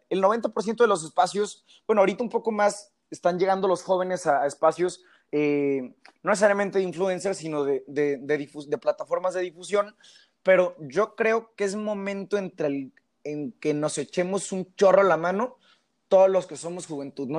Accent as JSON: {"language": "Spanish", "country": "Mexico", "said": "somos los mexicanos"}